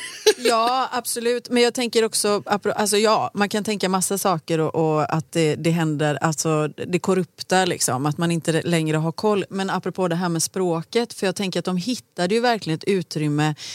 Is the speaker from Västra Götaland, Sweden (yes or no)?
yes; Gothenburg, Västra Götaland, Sweden; jag är uppvuxen i Rannebergen.